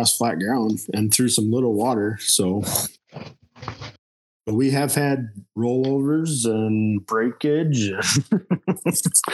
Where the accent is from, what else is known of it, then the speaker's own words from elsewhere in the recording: Dickeyville, Wisconsin, United States; also born or lived in Potosi, Wisconsin; I grew up in Dickeyville, lived there till I was 21